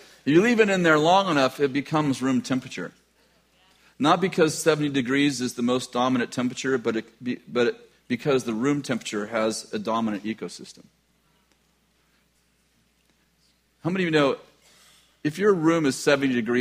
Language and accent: English; California, United States; we're from California